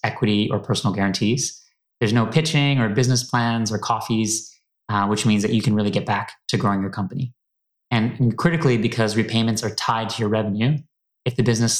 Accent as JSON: {"language": "English", "town": "Toronto", "region": "Ontario", "country": "Canada", "tie": "born or raised there", "also_born_or_lived": "New York / San Francisco", "moved": "as an adult", "lives_now": "London, United Kingdom", "said": "I'm originally from Toronto."}